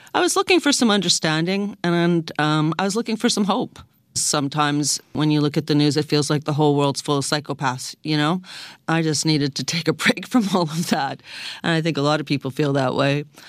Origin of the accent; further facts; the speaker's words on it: Toronto, Ontario, Canada; I was born in Toronto